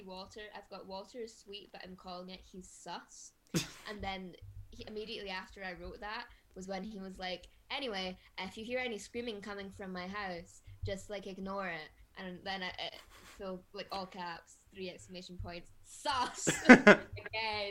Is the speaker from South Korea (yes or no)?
no; Glasgow, Scotland, United Kingdom; as a Glaswegian